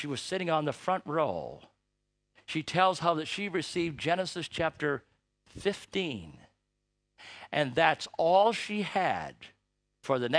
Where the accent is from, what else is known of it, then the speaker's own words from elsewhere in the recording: Toronto, Ontario, Canada; I was born in Canada